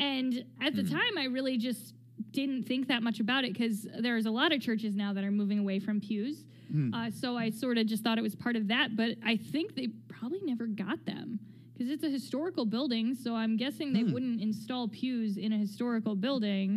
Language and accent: English; United States; we're from the States